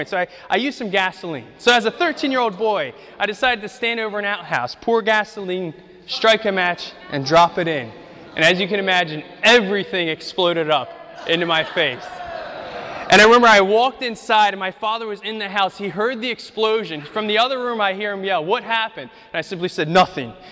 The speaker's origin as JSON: {"language": "English", "country": "Ukraine", "tie": "born or raised there", "second_language": "English", "moved": "yes", "said": "I grew up in Ukraine. We, we lived, our first house was on a dirt street. At the end of the street was a meat processing factory."}